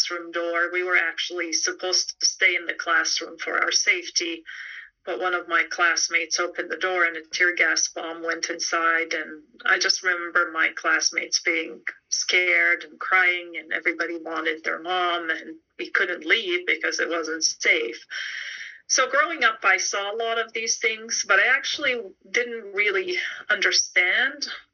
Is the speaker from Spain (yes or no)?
no; Beit Sahour, Bethlehem Governorate, Palestine; moved away as an adult; also born or lived in Jerusalem / Turkey / London, England; now in Idaho, United States; I was born in Jerusalem. I grew up in a little town called Beit Sahur, which is right next to Bethlehem.